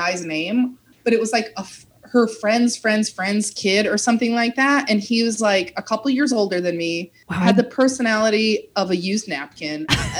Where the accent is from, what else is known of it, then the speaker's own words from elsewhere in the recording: small town outside Chicago, Midwest, United States; moved away as an adult; now in Los Angeles, United States; I'm from a small town outside of Chicago that I call Chicago